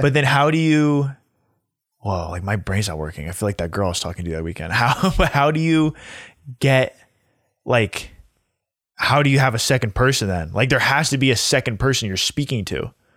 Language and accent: English; United States